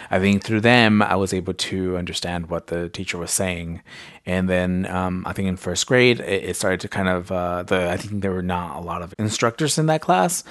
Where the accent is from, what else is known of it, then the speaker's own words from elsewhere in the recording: Salinas, California, United States; first language Spanish; English is a second language; I grew up in Salinas and there's predominantly Latinos